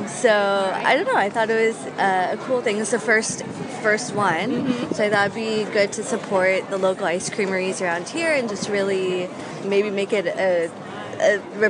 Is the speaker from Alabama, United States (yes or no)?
no; Atlanta, Georgia, United States; moved away as an adult; also born or lived in Pacific Northwest; now in Seattle area, United States; I'm from Atlanta, Georgia, but I've been here in the Northwest for 3 years now.